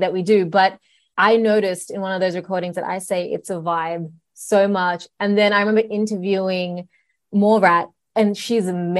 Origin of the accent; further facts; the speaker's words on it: Sydney, New South Wales, Australia; I was born in Sydney